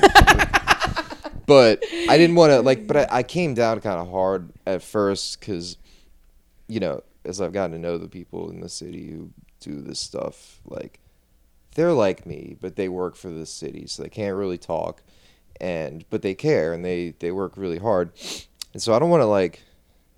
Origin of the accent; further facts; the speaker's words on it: New Orleans, Louisiana, United States; also born or lived in Baton Rouge; growing up in New Orleans